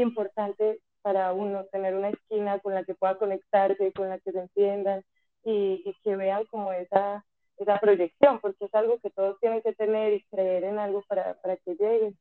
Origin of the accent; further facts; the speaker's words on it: Colombia; moved away as an adult; now in Mexico; me fui de Colombia, llegué aquí a México sin nada, sin trabajo, sin dónde quedarme